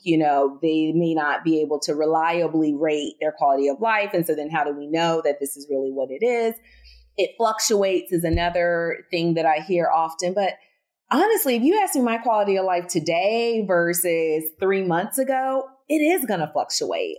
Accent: Southern, United States; accent: Southern; my Southern accent

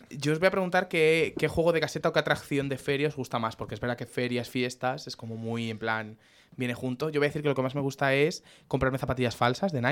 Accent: Guadarrama, Community of Madrid, Spain

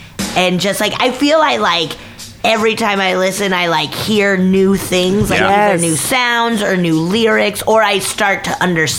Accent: Breckenridge, Colorado, United States; now in Los Angeles, United States; Actually, Breckenridge. Originally, I'm from Summit County, Colorado.

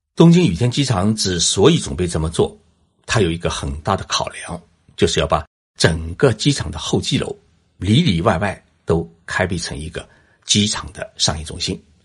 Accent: China; now in Tokyo, Japan; 我们中国人

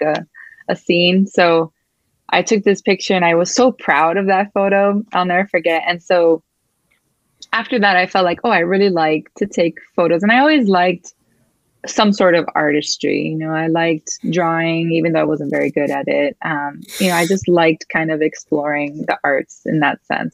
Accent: Miami, Florida, United States; first language Spanish; English is a second language; moved away as an adult; now in Seattle area, United States; I was born and raised in Miami, Florida. I'm first generation Cuban American

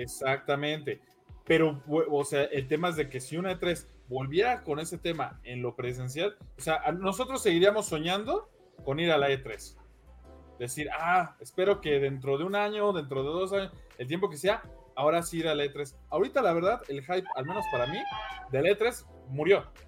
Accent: Mexico; yo como mexicano residente de aquí

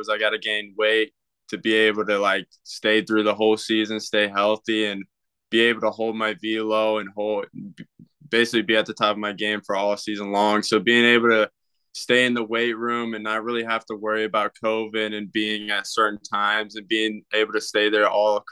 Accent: Clayton, North Carolina, United States; I'm from Clayton, North Carolina. It's a small town, about 50 minutes

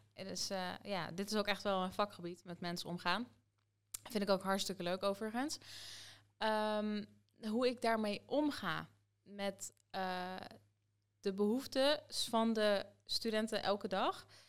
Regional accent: Soest, Utrecht, Netherlands; ik woon hier nog steeds, mijn hele leven lang

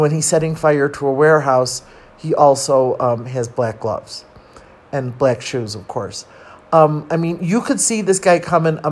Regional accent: Chicago, Illinois, United States; moved away; Look, I'm from Chicago

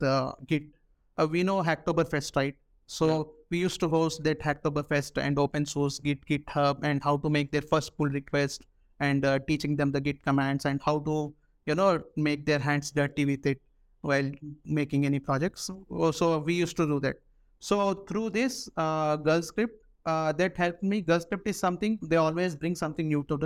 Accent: Hyderabad, Telangana, India; also born or lived in Jalandhar, Punjab; So when I back to my hometown, Hyderabad, here, when I was going to LPU

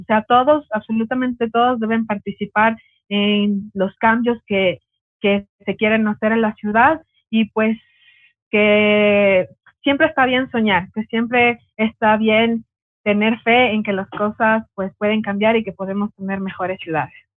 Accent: Quito, Pichincha, Ecuador; also born or lived in Ambato; soy de Quito porque me habían puesto ahí en el, en el Facebook que soy ambateña, pero soy de Quito

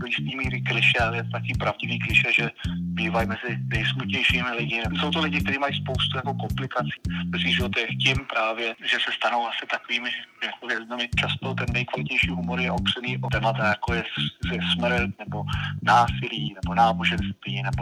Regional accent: Malta; moved away as an adult; now in Czech Republic; pocházím na půl z Čech, na půl z Malty

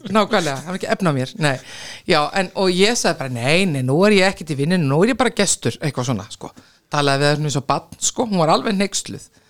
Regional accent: Akranes, Western Region, Iceland; ég er alveg upp sko á Akranesi og þar var náttúrulega fókbólti

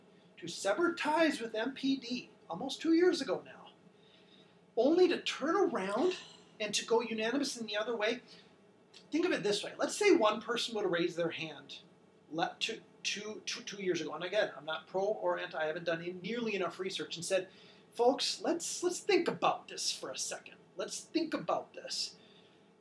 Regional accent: Minnesota, United States; I'm from Minnesota

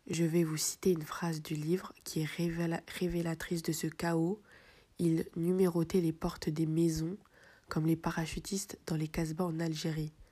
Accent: France; je suis né en France, j'ai grandi en France, j'ai fait l'armée en France, et je me sens pas une seconde euh, chez moi.

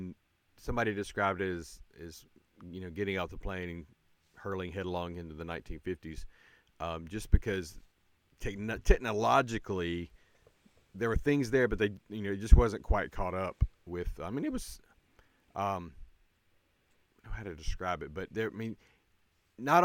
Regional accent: United States; also born or lived in Yemen; as an American

